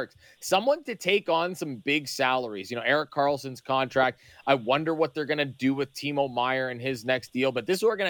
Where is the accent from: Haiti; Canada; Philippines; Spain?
Canada; Toronto, Ontario; my hometown team, the Toronto Maple Leafs